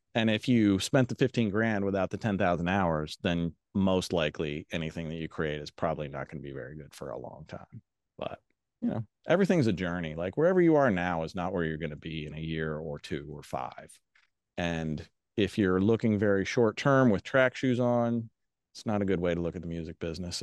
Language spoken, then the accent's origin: English; Cincinnati, Ohio, United States; moved away as an adult; also born or lived in New York City; I was born and raised in Cincinnati